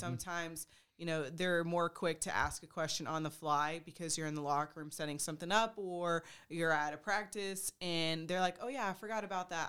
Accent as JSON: {"language": "English", "region": "Texas", "country": "United States", "also_born_or_lived": "Oregon", "moved": "as an adult", "lives_now": "Pennsylvania, United States", "said": "I am from Texas. I'm a Texas through and through"}